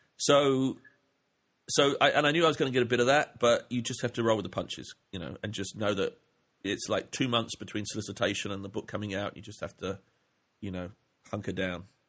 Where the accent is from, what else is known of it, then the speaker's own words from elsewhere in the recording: England, United Kingdom; moved away; I grew up in England